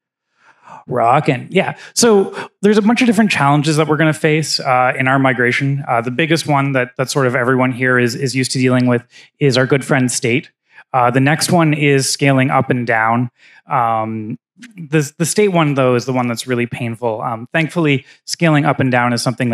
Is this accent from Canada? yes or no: yes; Canada; moved away as an adult; now in United States; I'm Canadian. I actually got my green card this year or last year